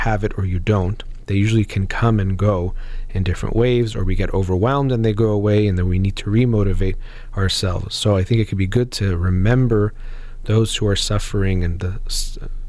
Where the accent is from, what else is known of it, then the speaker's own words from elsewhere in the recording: United States; I was born here in the United States